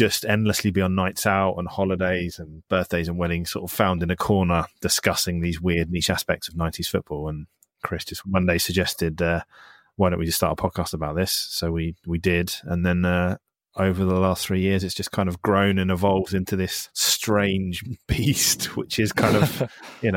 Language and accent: English; Isle of Wight, South East England, United Kingdom; where I grew up in the Isle of Wight